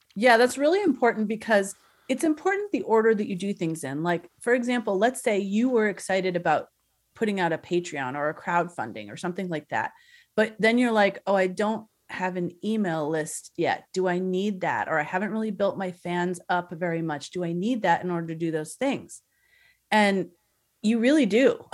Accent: Southern California, United States; I'm from Southern California

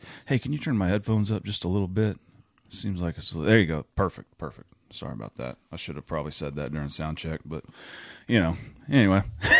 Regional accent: Oklahoma, United States; I'm from New Walla, Oklahoma.

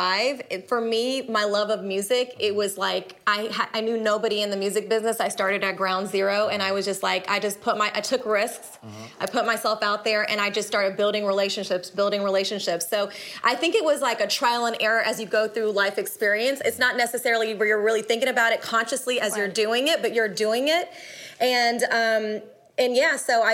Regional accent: Jordan; moved away; I'm a Palestinian woman. I was born in Jordan in the Middle East.

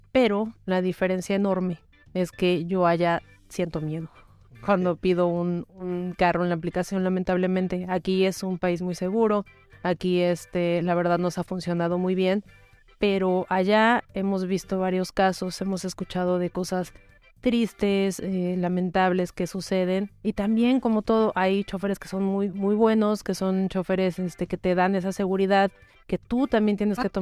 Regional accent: Venezuela; moved away as an adult; now in Mexico; No, yo soy venezolana. Yo soy la venezolana más mexicana que hay.

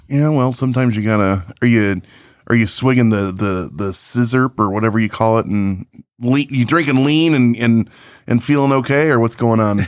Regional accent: Chicagoland, Illinois, United States; we're from Chicagoland

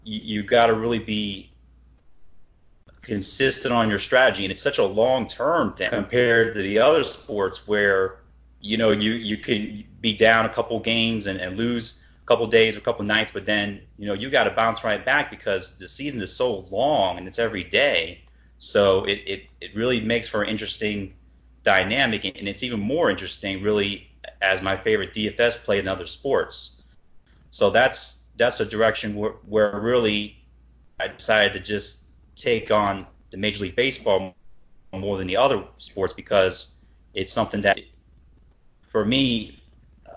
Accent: Cleveland, Ohio, United States; growing up in Cleveland

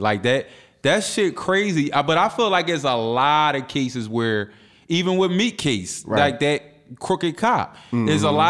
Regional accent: Philadelphia, Pennsylvania, United States; Now, I'm from 20th and McKellen, but when I was a teenager, I moved to 60th and Delancey.

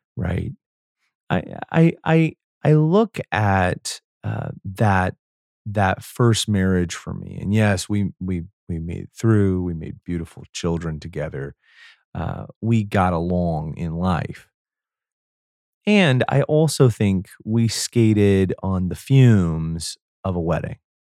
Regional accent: United States; I was from the United States

